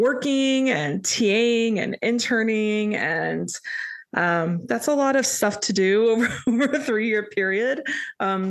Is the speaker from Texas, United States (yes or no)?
no; Indiana, United States; moved away as an adult; also born or lived in New York City, United States; now in Atlanta, United States; originally hail from the harvest land state of Indiana.